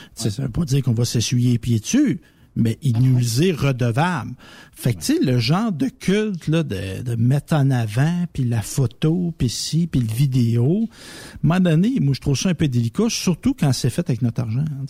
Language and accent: French; Quebec, Canada; nous autres, les Québécois francophones